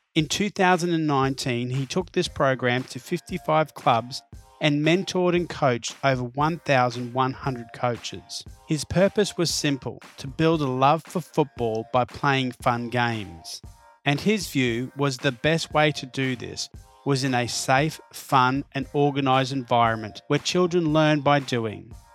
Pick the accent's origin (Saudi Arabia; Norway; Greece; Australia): Australia; Queensland; When I was a young lad growing up in Queensland